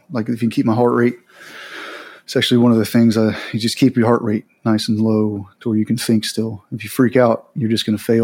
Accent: Southeast Texas, United States; moved away as an adult; I grew up in Southeast Texas in a trailer park in Southeast Texas

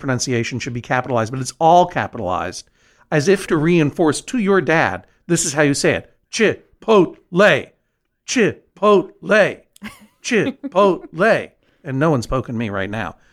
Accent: New England, United States; I'm from New England, a region of the northeast of the United States

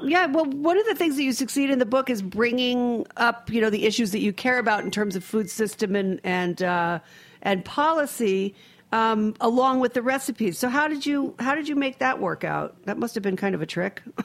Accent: New England, United States; I'm a New Englander also. I have a you know I have a house in Rhode Island. I grew up in New England

